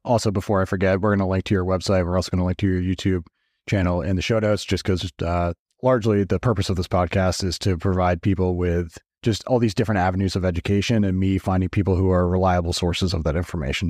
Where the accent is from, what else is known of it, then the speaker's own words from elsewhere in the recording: New Jersey, United States; now in Scottsdale, United States; I grew up in New Jersey